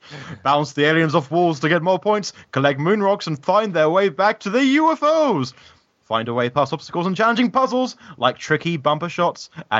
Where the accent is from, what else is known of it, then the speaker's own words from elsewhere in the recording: United Kingdom; I'm British. Very terribly British.